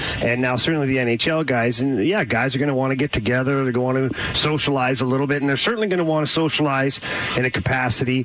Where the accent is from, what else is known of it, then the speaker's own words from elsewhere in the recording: Canada; I'm from Canada.